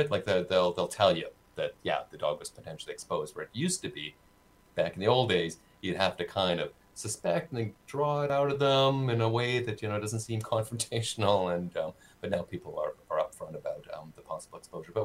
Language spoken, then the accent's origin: English; Saskatoon, Saskatchewan, Canada; now in Winnipeg, Canada; I grew up in Saskatoon. In Saskatoon, we had no ticks the whole time I lived there in the 70s and 80s